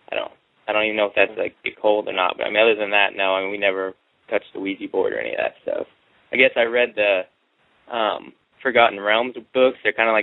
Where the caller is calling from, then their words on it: Texas, United States; I'm calling from Texas.